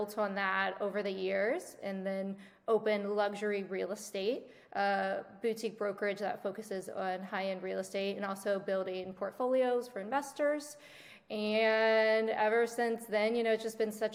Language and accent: English; West Virginia, United States; moved away as an adult; now in South Florida, United States; I'm originally from West Virginia. I grew up in a small town.